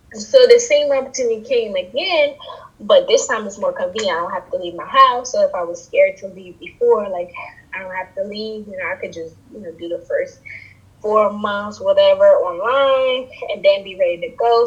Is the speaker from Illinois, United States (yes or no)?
no; New York City, New York, United States; I'm born in the Bronx. I was raised in the Bronx. I have origins from Trinidad